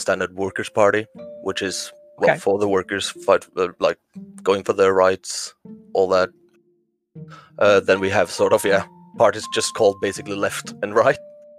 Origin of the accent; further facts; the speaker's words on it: Kongsberg, Buskerud, Norway; I grew up in a town in Norway, Northern Europe, called Kongsberg. Medium, small town.